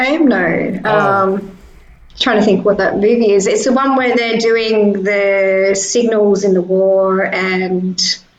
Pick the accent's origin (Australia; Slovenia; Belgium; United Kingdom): Australia; being Australian